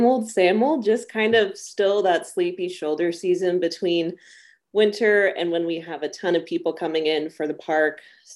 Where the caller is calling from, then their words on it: Columbia Falls, Montana, United States; I am up in Columbia Falls, Montana. It's just about 17 miles outside of Glacier National Park.